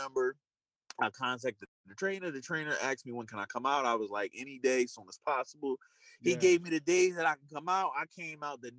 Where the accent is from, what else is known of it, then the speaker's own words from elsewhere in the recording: Trenton, New Jersey, United States; I was born and raised in Trent, New Jersey, which is like an inner city.